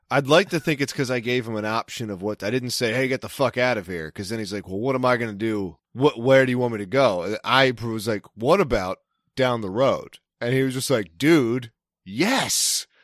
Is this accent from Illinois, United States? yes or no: no; Maryland, United States; accent: Maryland; my Maryland accent